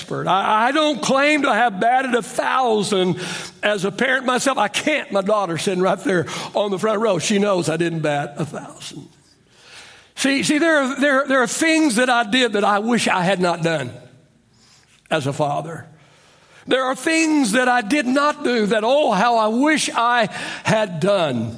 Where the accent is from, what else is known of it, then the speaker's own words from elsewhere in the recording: Oklahoma, United States; I grew up in Oklahoma, so we called the evening meal supper